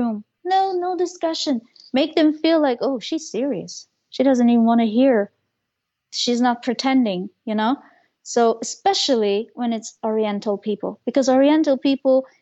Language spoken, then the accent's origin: English; Germany; I am Turkish. I am from this culture, but I grew up in Germany.